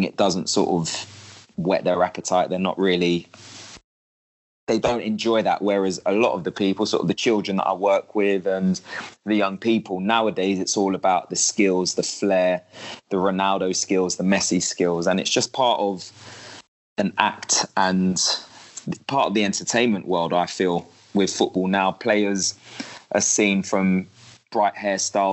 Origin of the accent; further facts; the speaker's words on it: London, United Kingdom; I'm from West London